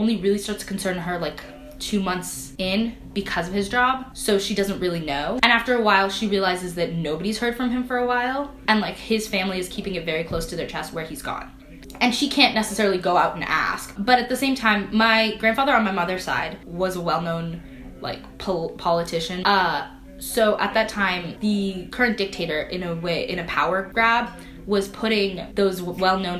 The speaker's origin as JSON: {"language": "English", "country": "Ethiopia", "moved": "yes", "lives_now": "Canada", "said": "I'm from Ethiopia"}